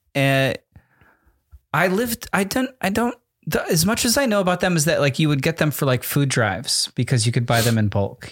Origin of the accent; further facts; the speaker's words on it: New Jersey, United States; in New Jersey, when I was a little kid